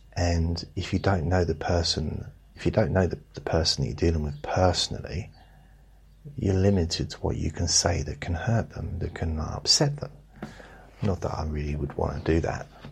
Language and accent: English; United Kingdom; I'm British. I have to say thank you and sorry a lot. I've been brought up to do it